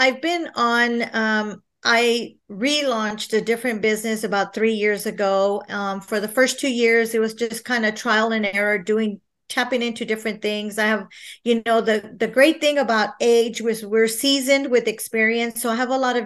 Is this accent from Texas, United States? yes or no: yes; San Marcos, Texas, United States; I am born and raised in San Marcos, Texas